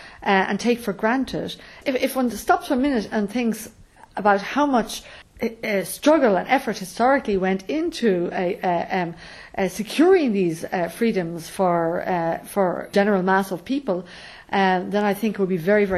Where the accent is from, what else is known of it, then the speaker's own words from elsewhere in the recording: Ireland; the freedoms I have as a woman growing up in Ireland